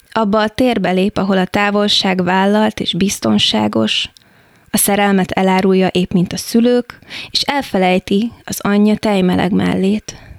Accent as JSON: {"language": "Hungarian", "town": "Táplánszentkereszt", "region": "Vas", "country": "Hungary", "tie": "born or raised there", "moved": "yes", "lives_now": "Budapest, Hungary", "said": "Én Szombathely mellett nőttem fel Tápláncszent kereszten"}